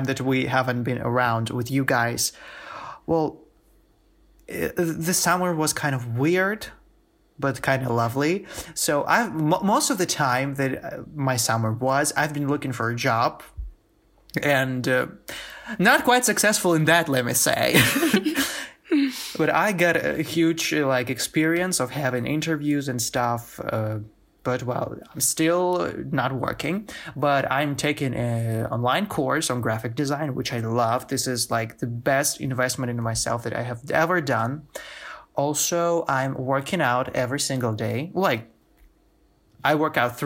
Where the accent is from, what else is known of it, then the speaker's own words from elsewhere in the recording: Stary Oskol, Belgorod Oblast, Russia; moved away as an adult; also born or lived in St. Petersburg, Russia; I am not in Stereoskol in my hometown.